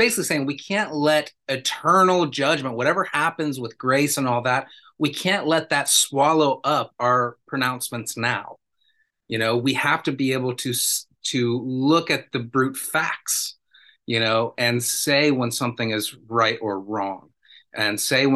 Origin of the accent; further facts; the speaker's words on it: United States; I'm from the United States